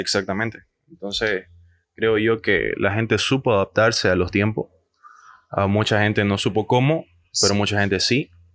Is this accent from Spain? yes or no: no; Bolivia